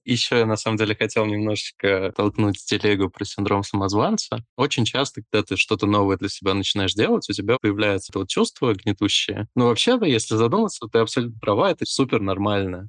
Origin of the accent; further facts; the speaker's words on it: Moldova; я родился в Молдове и говорил на румынском еще